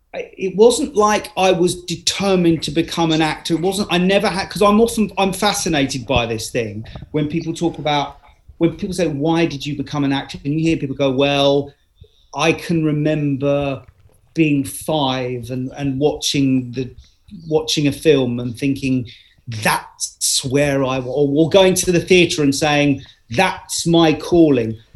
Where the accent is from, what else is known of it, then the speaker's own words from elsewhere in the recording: London, United Kingdom; also born or lived in Cambridge; I became a Londoner really from the age of twelve